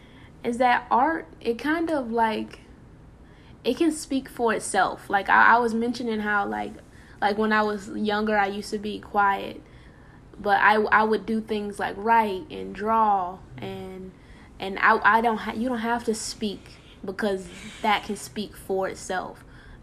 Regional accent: New Orleans, Louisiana, United States; Well, I'm from New Orleans. Well, not really, because if you ask me where anything is, I probably wouldn't be able to tell you. I didn't really grow up there.

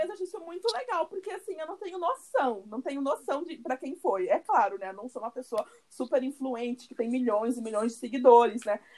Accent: Curitiba, Paraná, Brazil; moved away as an adult; now in Salvador, Brazil; nós somos de Curitiba, né, pelo nosso sotaque, é, mas eu não moro, eu moro em Salvador, já fazem quase, quase três anos

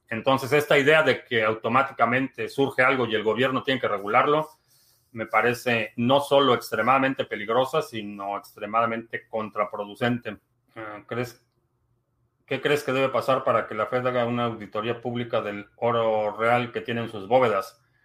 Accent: Mexico City, Mexico; now in United States; Vivo en Estados Unidos, pero soy de la Ciudad de México

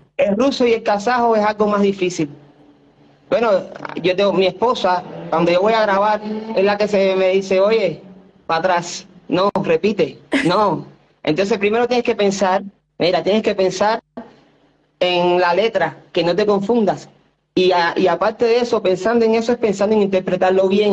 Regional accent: Cuba; moved away; de mi infancia, de donde yo vengo

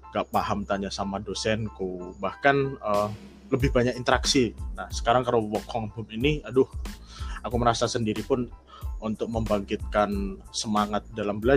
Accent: Wonosobo, Central Java, Indonesia; Ya, saya berasal dari kota Wonosobo, Jawa Tengah.

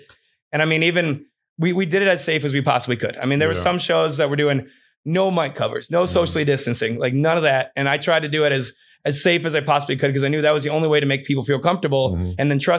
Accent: Wisconsin, United States; now in Austin, United States; that's just really where I came from Wisconsin, because I had a really bad time when I first started in comedy.

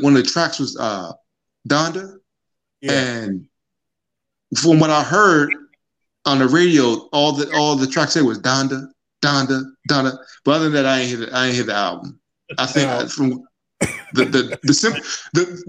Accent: United States; also born or lived in Jamaica; I was born in Jamaica, but I grew up here. I came here when I was very young.

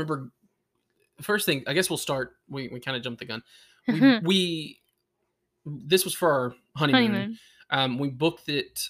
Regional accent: Tennessee, United States; We are from Tennessee, so it's a long drive.

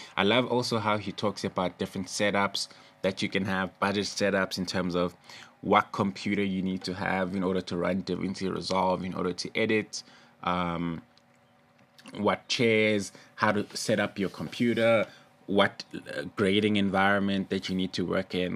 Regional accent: East Rand, Gauteng, South Africa; shout out to East Rand, that's where I'm from

